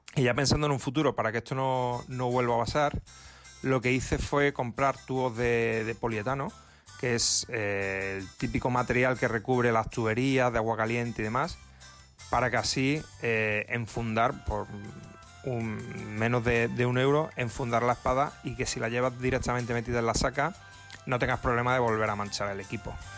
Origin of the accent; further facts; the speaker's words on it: Córdoba, Andalusia, Spain; also born or lived in Barcelona; Club Almedina de Grima de, de, Córdoba, en mi ciudad natal